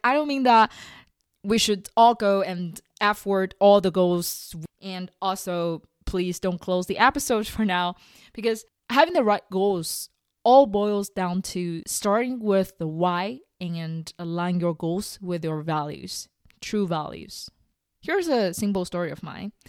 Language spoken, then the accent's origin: English; China; moved away; going back to my home country, eating together with my parents, watching all the old T V shows, traveling in Beijing with them